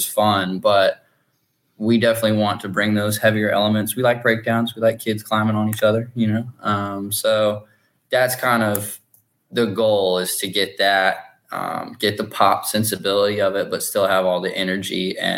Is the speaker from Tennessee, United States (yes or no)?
yes; Tennessee, United States; I just love, I like gin and I'm from Tennessee. So, you know, whiskey, bourbon, got to go with it.